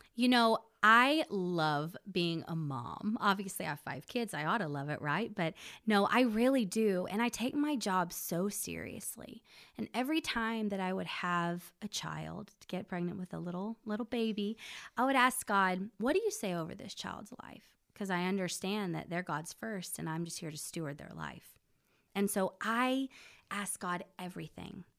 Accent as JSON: {"language": "English", "town": "Belton", "region": "Texas", "country": "United States", "tie": "born or raised there", "also_born_or_lived": "Corpus Christi, Texas / Nashville, Tennessee", "moved": "as an adult", "lives_now": "Oklahoma, United States", "said": "I grew up in Belton, Texas"}